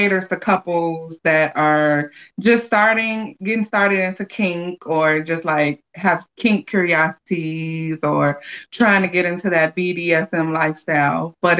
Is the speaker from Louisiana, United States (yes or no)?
no; Chicago, Illinois, United States; I am from Chicago, born and raised